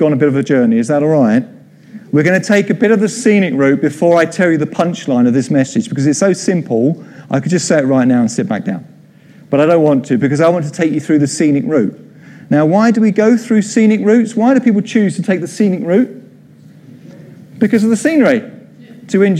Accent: Croydon, London, United Kingdom; also born or lived in Mitcham; I came from Croydon

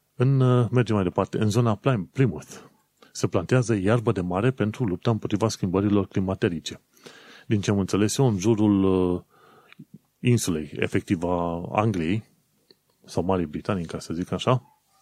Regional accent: Romania; moved away

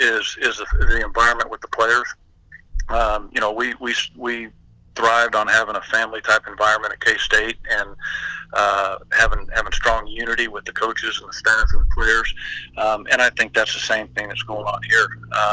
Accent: Anaheim, California, United States; born there; I was born out here in Anaheim when he was a high school coach. We lived over in Mission Viejo

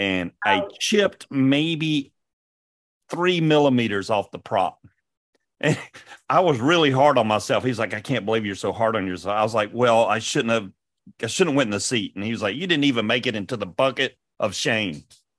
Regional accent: Atlanta, Georgia, United States; moved away; I'm from Atlanta

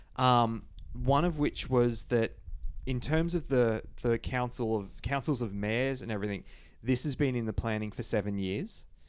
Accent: Toowoomba, Queensland, Australia; now in Brisbane, Australia; Toowoomba, um, which is my hometown, which is about ninety minutes from Brisbane

